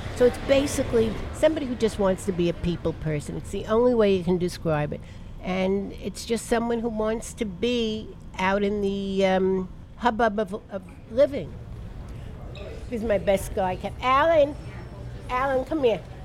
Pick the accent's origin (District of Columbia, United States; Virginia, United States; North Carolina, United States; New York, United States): New York, United States; New York City; also born or lived in Brooklyn, New York / Washington Heights, Manhattan; I was born in Brooklyn lived in the Bronx till I got married